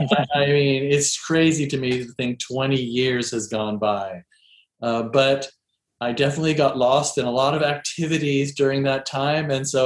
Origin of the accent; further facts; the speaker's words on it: East Coast, United States; also born or lived in Seattle; we were living in Seattle by that time. I grew up in the East Coast.